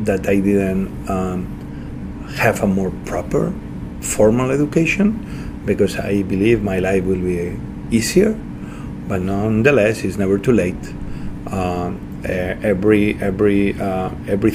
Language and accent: English; Santa Coloma de Cervelló, Catalonia, Spain; born or raised there; English is a second language; moved away; also born or lived in Asturias, Spain